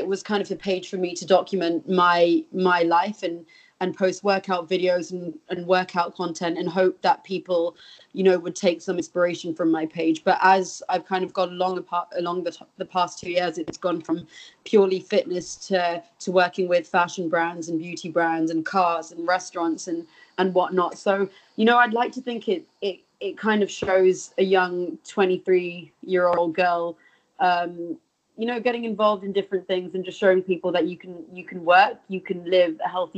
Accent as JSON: {"language": "English", "country": "India", "tie": "born or raised there", "moved": "as an adult", "lives_now": "London, United Kingdom", "said": "At the age of 9, I moved to India. My dad had a posting there for 2 years. So I was there for 9 years."}